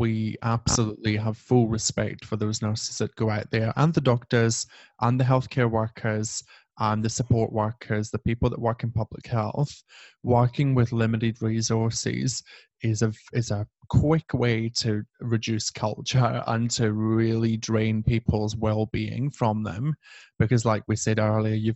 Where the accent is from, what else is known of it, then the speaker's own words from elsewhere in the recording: United Kingdom; we're white British people